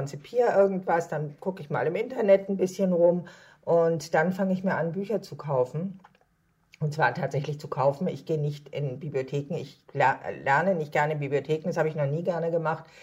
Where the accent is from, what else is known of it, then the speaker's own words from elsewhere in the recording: Hamburg, Germany; das alte Land liegt mir als Hamburgerin natürlich geografisch sehr nah